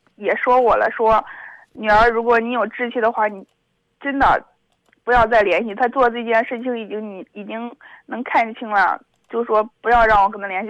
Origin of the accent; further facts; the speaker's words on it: Zhengzhou, Henan, China; 我家是郑州的